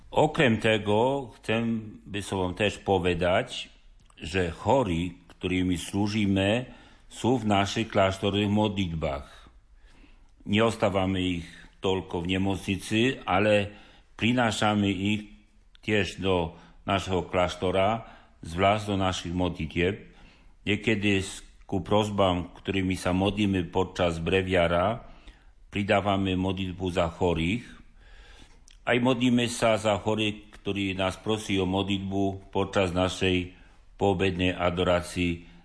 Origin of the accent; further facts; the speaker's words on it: Poland; Slovak is a second language; now in Levoča, Slovakia; pacienti spoznajú, že som Poliak.